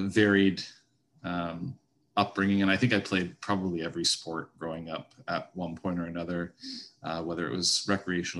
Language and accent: English; Toronto, Ontario, Canada; I grew up in the Toronto area in North York.